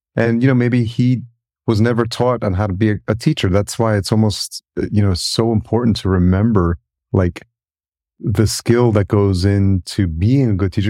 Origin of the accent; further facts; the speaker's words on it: Yonkers, New York, United States; I grew up in New York and, uh, just outside in, in Yonkers, New York, and I've lived in New York City